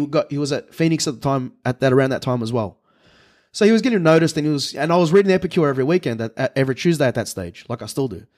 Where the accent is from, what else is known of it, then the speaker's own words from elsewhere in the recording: Melbourne, Victoria, Australia; I grew up in Thomastown, born and raised, Melbourne born and raised to European migrant parents